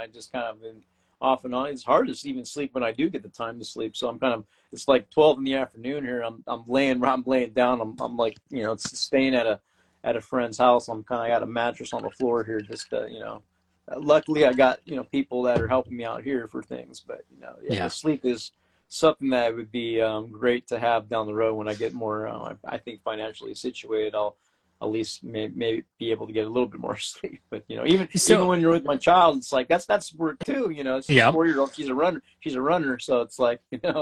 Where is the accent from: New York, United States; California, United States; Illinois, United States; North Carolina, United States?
California, United States; moved away as an adult; now in Brisbane, Australia; I'm from California